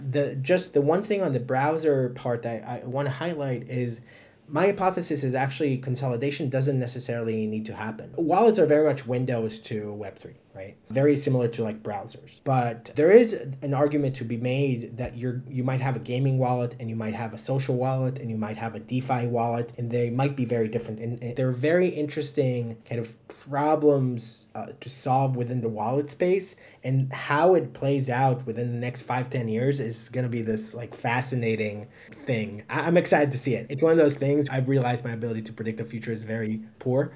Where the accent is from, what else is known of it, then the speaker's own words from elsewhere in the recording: Haifa, Haifa District, Israel; moved away as an adult; I'm originally uh, from Haifa, Israel, born and raised